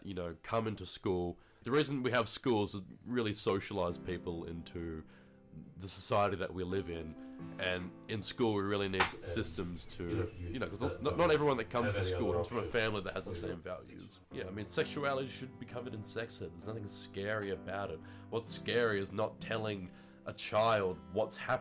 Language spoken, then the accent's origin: English; Hobart, Tasmania, Australia; I live in Hobart. Here I am and here I've grown up.